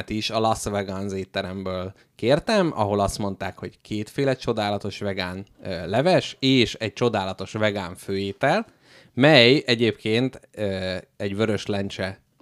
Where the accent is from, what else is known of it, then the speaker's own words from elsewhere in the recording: Hungary; Hát figyelj, magyar emberek vagyunk